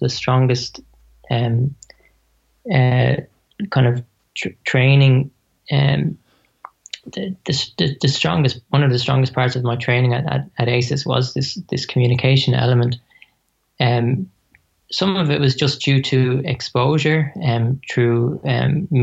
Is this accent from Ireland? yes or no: yes; Dublin, Leinster, Ireland; moved away as an adult; now in Australia; I'm from Dublin. I'm Australian now, but but yeah, I came from Dublin.